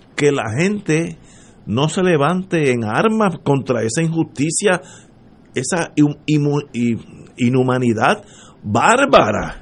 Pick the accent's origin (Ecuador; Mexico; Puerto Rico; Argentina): Puerto Rico; como puertorriqueño